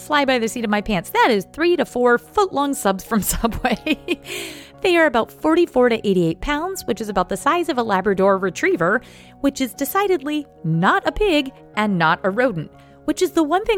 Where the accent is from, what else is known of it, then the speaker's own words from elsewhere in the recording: Northeast, United States; I'm from the Northeast